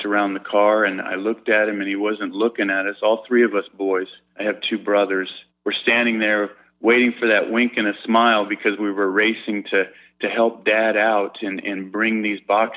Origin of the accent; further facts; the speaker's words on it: San Diego, California, United States; I grew up in San Diego